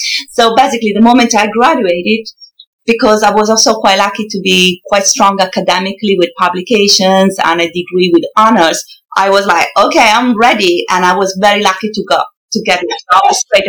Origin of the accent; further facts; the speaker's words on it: Milan, Lombardy, Italy; English is a second language; moved away as an adult; now in London, United Kingdom; I loved Italy. I come from Milan, beautiful city.